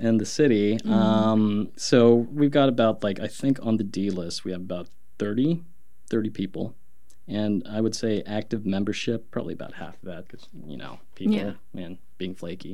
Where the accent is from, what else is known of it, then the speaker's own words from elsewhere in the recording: Oklahoma, United States; now in Portland, United States; Growing up, there weren't a whole lot of people of color where I'm from. I'm from Oklahoma